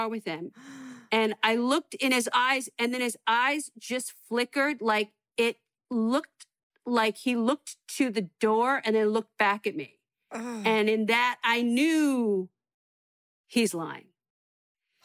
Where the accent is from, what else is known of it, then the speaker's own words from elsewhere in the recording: San Francisco, California, United States; moved away as an adult; also born or lived in Los Angeles; I was going to the Holy City Zoo. And this was like when I first started comedy, and I was still like living at home and I was still in high school kind